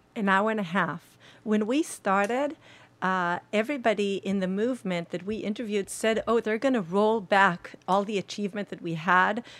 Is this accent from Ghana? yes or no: no; Israel; We're from Israel.